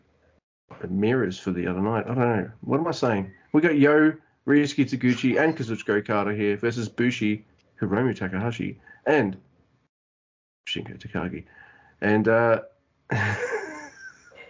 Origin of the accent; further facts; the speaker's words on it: Australia; I'm Australian